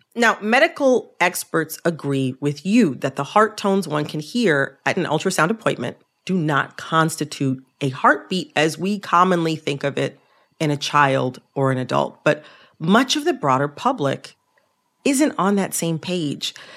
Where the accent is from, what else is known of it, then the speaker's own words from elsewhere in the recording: the North, United States; I'm from the North